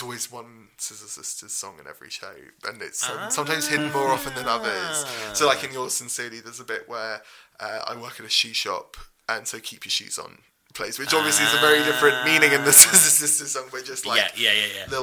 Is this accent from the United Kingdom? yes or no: yes; Cambridge, East of England, United Kingdom; I grew up in Cambridge, and I used to sneak in to the student theatre and watch the Footlights